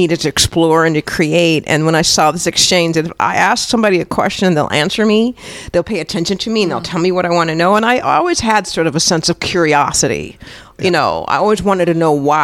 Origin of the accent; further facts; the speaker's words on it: St. Paul, Minnesota, United States; I grew up in St. Paul